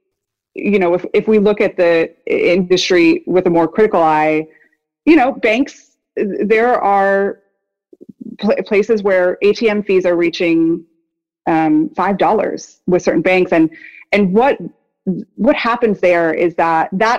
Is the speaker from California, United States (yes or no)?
no; Woodstock, New York, United States; moved away; I grew up in Woodstock, so I'm like a local sort of that has come back to this area